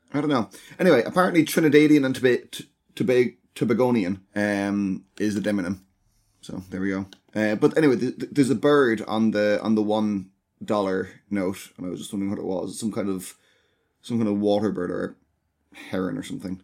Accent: Ireland; as Irish people

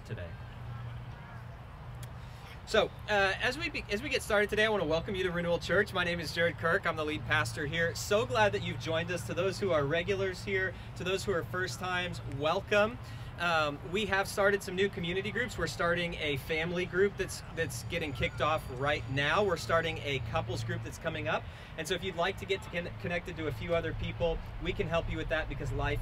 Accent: South Florida, United States; I'm from South Florida, and I grew up on a canal

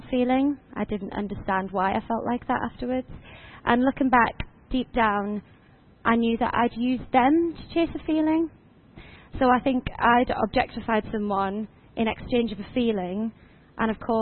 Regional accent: Washington, North East England, United Kingdom; I'm originally from Washington, just down the road

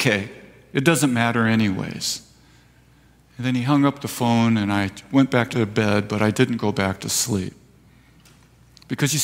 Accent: Escondido, California, United States; also born or lived in Vista, California; now in Fallbrook, United States; I was born in Escondido

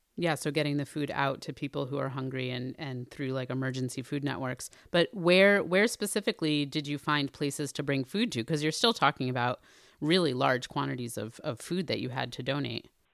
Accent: New Haven, Connecticut, United States; my hometown of New Haven, Connecticut

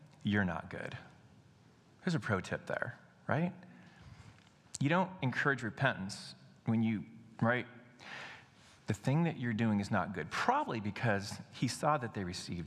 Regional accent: United States; We as American Christians

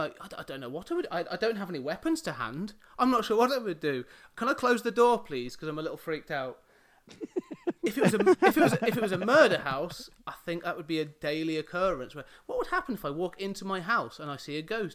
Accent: Coventry, West Midlands, United Kingdom; I grew up in the Midlands, in the city, just in the suburbs really, of a city called Coventry.

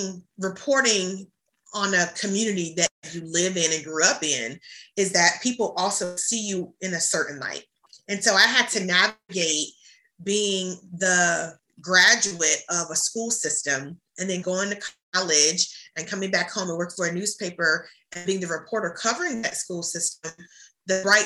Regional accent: Hampton Roads, Virginia, United States; my hometown of Hampton Roads

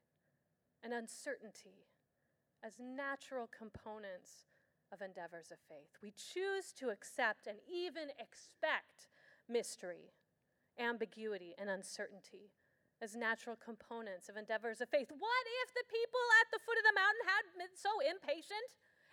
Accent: Escondido, California, United States; My hometown, Escondido

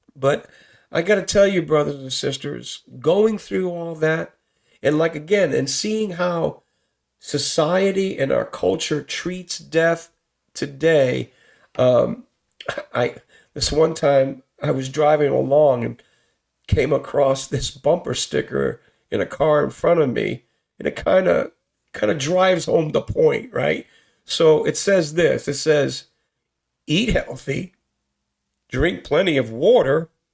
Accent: Bridgeport, Connecticut, United States; growing up in Bridgeport doing the thug life, the gang life

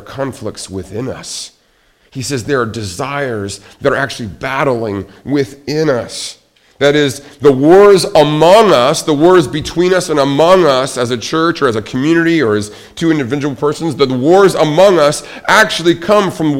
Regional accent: Billings, Montana, United States; Growing up, I can remember my grandmother, when we moved her from Seattle to our hometown in Billings, Montana

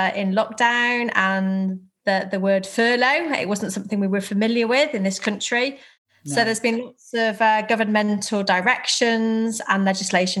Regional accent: Herefordshire, West Midlands, United Kingdom; moved away as an adult; now in Cheshire, United Kingdom; I was born in Herefordshire, and at 18, as many people did, I went off to university, and so I set off from a little village in Herefordshire into Cheshire

